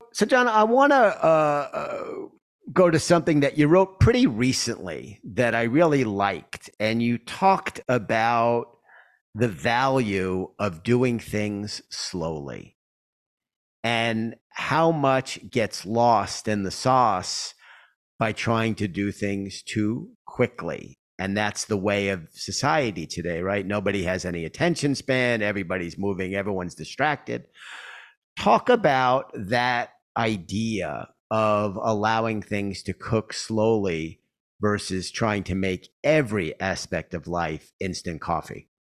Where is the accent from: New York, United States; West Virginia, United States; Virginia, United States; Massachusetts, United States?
New York, United States; my hometown, New York